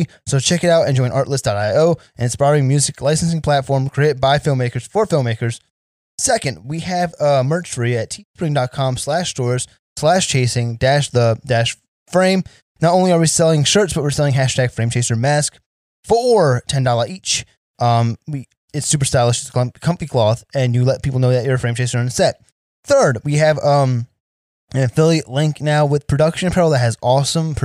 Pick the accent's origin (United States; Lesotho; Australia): United States; Sayreville, New Jersey; now in Las Vegas, United States; So I'm originally from New Jersey. Now, I live in a town called Sayreville, but there's a section of Sayreville called Parlin, and that's where I'm from